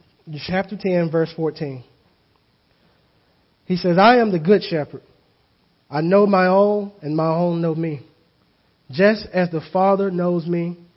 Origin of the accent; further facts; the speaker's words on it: the South, United States; I grew up in the South